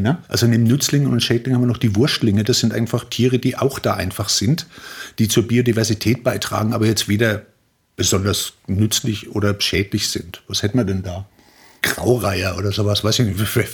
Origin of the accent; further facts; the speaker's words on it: Germany; now in Austria; als Deutscher